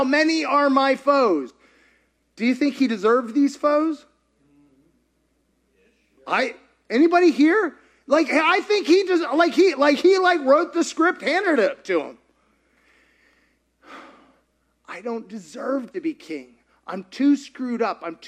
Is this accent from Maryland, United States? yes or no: no; Kentucky, United States; I grew up in Kentucky